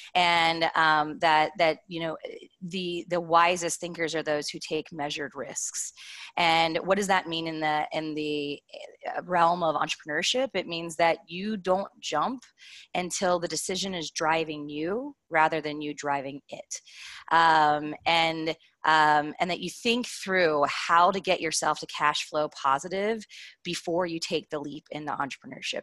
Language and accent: English; Kentucky, United States; I'm from Kentucky originally.